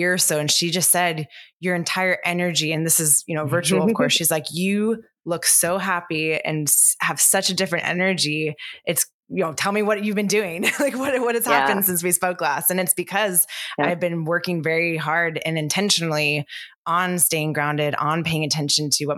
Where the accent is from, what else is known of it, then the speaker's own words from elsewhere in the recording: San Francisco Bay Area, California, United States; growing up in San Francisco Bay Area